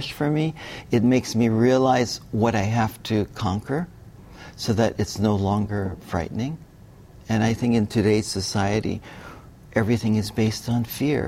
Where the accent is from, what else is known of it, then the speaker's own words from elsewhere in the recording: Hawaii, United States; also born or lived in Bali; growing up in Hawaii